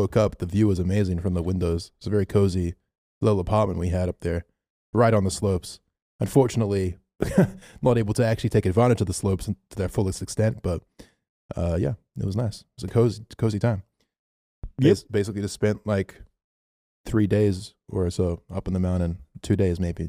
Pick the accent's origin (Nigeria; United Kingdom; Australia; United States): Australia; Melbourne, Victoria; we're from Melbourne